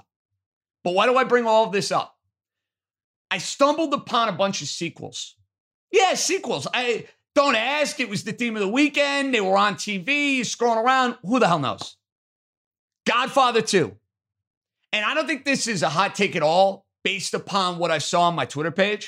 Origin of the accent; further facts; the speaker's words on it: New York City, New York, United States; my hometown, Staten Island, New York